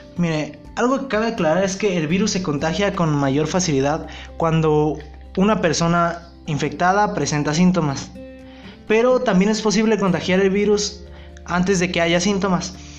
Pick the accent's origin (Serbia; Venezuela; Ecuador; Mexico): Mexico; nosotros como, población mexicana, yo hablo de México